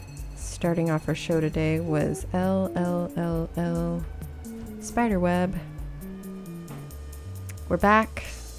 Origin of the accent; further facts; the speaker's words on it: Baton Rouge, Louisiana, United States; moved away; We're both from Baton Rouge, the Bat Row.